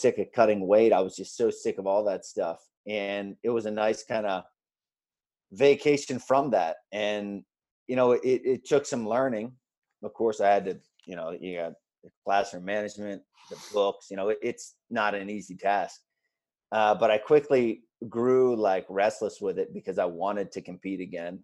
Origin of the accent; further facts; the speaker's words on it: Pennsylvania, United States; I'm from Pennsylvania and Penn State is a big deal here.